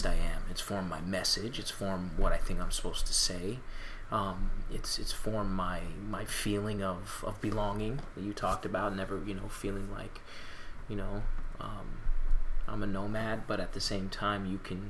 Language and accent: English; Mission Viejo, California, United States; also born or lived in Tehran, Iran; I was born in Iran, the capital, Tehran. My ethnicity is Persian. And we moved to the United States when I was about 3 years old. And I grew up in Southern California, specifically Orange County, specifically Mission Viejo